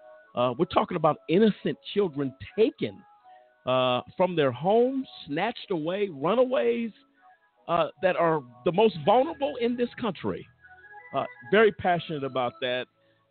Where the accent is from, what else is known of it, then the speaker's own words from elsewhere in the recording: Houston, Texas, United States; Unfortunately, my hometown of Houston is one of the hubs for human trafficking because of its proximity to the border, major interstates, airports, and ports.